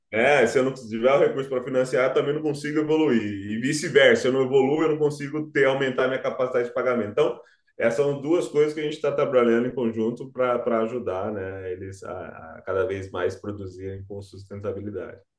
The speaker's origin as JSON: {"language": "Portuguese", "town": "Cuiabá", "region": "Mato Grosso", "country": "Brazil", "tie": "born or raised there", "said": "eu sou cuiabano, exatamente. Eu nasci no estado agro"}